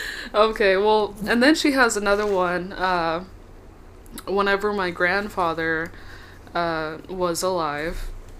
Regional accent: Texas, United States; I'm from Texas.

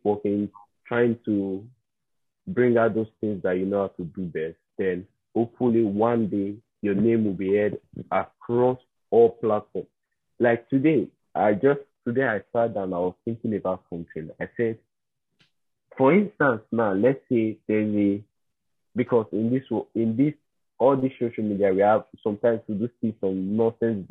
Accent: South Edo State, Nigeria; I'm from South Edo State

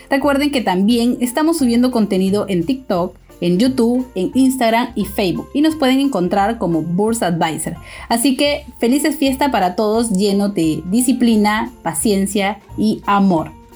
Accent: Honduras; now in Peru; nosotros dos, tanto Claudia como yo, somos de Honduras

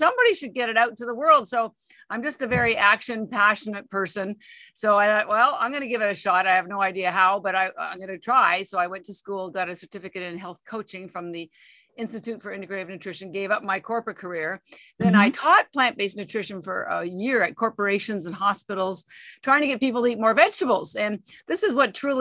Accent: Canada; moved away as an adult; now in Boston, United States; I'm actually Canadian, although I've lived in Boston for 33 years

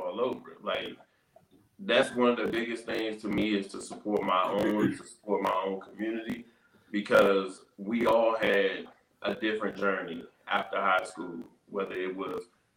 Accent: Capitol Heights, Maryland, United States; my community, my own backyard

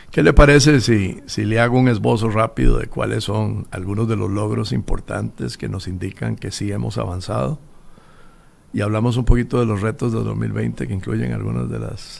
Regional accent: Costa Rica; somos los costarricenses

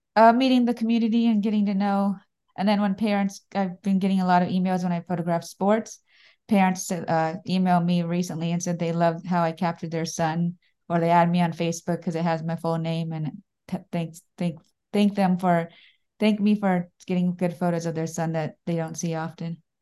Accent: Daytona Beach, Florida, United States; I'm from Daytona Beach, Florida.

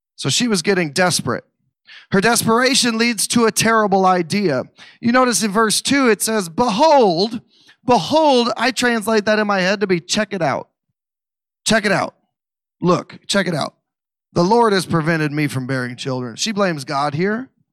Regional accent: Missouri, United States; I don't know how to pronounce Hebrew words because I'm from Missouri.

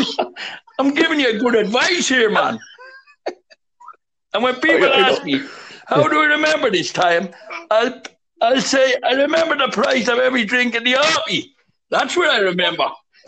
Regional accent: Dún Laoghaire, County Dublin, Ireland; I'm from Dunleary, and I just got to tell you

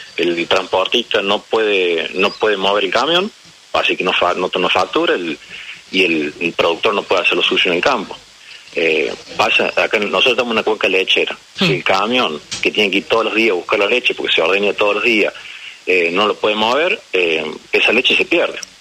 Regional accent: James Craik, Córdoba, Argentina; yo soy de James Cray, que es una localidad, una pequeña localidad del centro de Córdoba

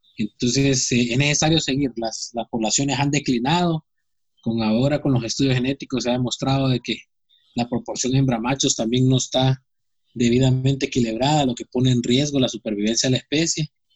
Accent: Honduras; nosotros como hondureños

